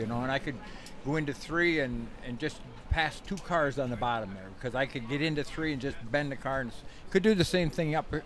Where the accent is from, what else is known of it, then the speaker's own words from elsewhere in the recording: Saranac Lake, New York, United States; we're both from Saranac Lake